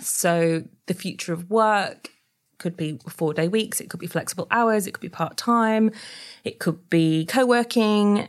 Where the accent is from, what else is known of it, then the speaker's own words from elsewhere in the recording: Yorkshire and the Humber, United Kingdom; moved away as an adult; also born or lived in New South Wales, Australia; I'm actually, uh, from Yorkshire